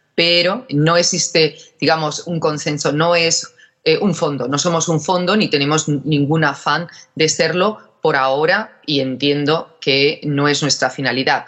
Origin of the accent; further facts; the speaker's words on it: Málaga, Andalusia, Spain; moved away; also born or lived in Germany / England / United States; yo soy de Málaga